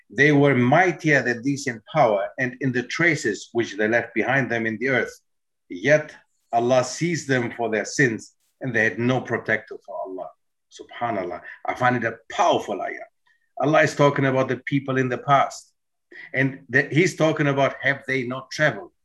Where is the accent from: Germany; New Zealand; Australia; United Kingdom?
Germany; moved away as an adult; also born or lived in Netherlands; grew up in Germany